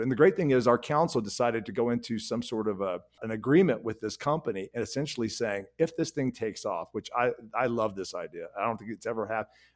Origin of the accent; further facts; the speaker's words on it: Oklahoma, United States; now in Weed, California, United States; I'm from Oklahoma